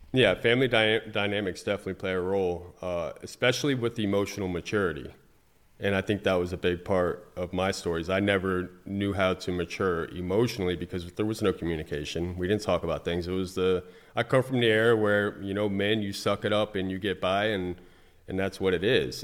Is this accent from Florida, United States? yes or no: yes; Fort Pierce, Florida, United States; I was raised in Fort Pierce, Florida